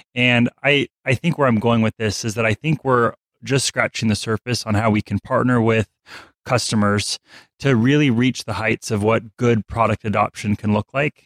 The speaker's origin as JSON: {"language": "English", "region": "Alaska", "country": "United States", "tie": "born or raised there", "said": "I'm from Alaska."}